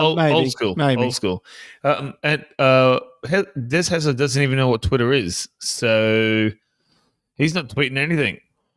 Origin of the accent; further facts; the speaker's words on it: South Africa; Oh, yes. No. I'm from South Africa.